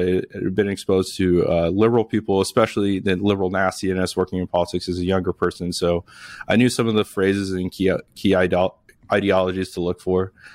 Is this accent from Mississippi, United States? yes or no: no; Las Vegas, Nevada, United States; now in Arizona, United States; I'm from Las Vegas